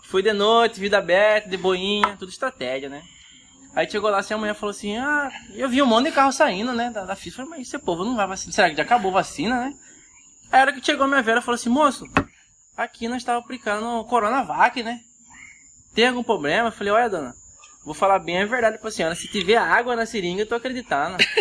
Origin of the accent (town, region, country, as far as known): Cuiabá region, Mato Grosso, Brazil